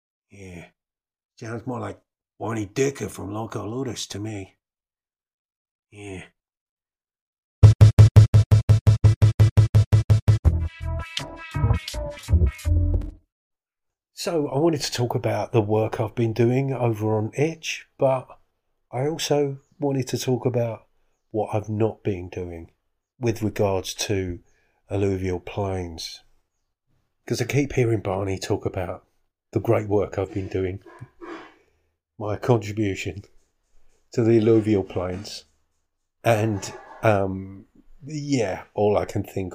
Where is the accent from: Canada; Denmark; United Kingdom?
United Kingdom; I'm British